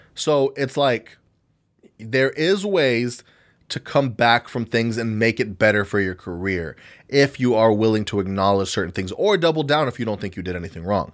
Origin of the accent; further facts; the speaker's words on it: United States; American citizens